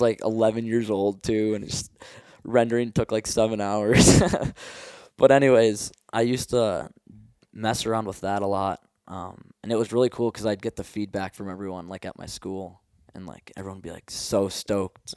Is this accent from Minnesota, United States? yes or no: yes; Minnesota, United States; moved away as an adult; now in Montana, United States; growing up in Minnesota